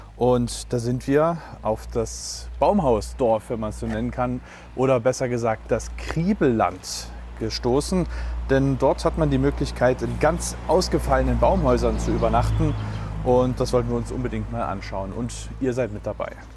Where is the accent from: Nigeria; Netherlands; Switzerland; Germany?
Germany; Leipzig, Saxony; für mich als Leipziger Tieflandsbucht-Mensch